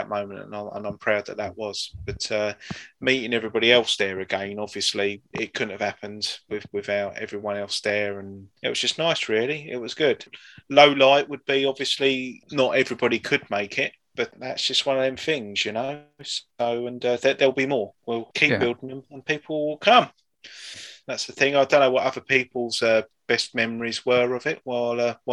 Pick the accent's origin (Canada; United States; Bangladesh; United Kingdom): United Kingdom; in our DNA as being British